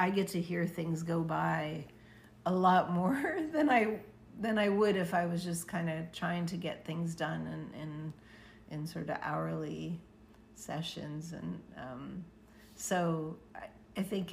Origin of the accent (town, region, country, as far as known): Pittsburgh, Pennsylvania, United States; born or raised there; moved away